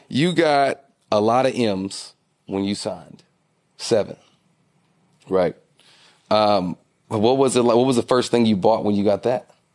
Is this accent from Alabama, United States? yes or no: no; Nashville, Tennessee, United States; I'm from Nashville